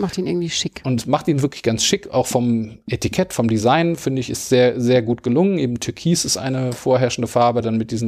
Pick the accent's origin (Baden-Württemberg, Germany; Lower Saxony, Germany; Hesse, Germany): Hesse, Germany; Wiesbaden; also ich komme aus Wiesbaden